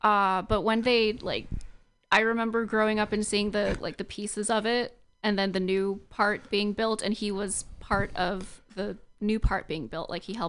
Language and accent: English; Union City, California, United States; also born or lived in Palo Alto; I came from my hometown of Union City.